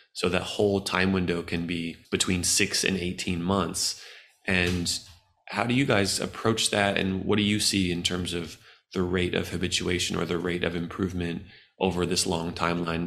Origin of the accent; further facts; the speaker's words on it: United States; I'm an American